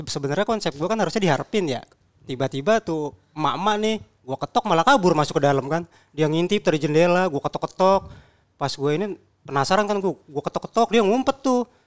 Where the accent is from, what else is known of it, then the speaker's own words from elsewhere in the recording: Bekasi, West Java, Indonesia; Padahal kan gue asli Bekasi sekarang.